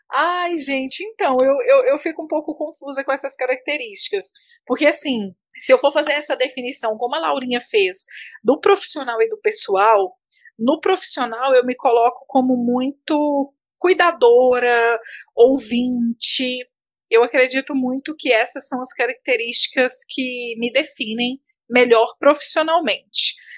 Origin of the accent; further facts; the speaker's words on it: Patos de Minas, Minas Gerais, Brazil; now in Brasília, Brazil; moro em Brasília, sou de Patos de Minas, né? Mas moro em Brasília